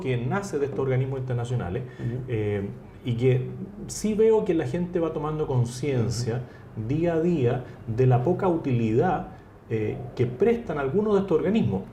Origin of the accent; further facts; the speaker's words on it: Chile; político chileno por vocación